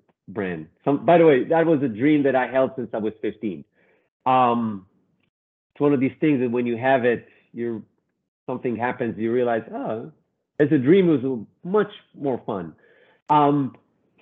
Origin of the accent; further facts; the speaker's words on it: Israel; moved away as an adult; now in New York, United States; I'm originally from Israel, studied fashion design, and then in 25 years ago came to New York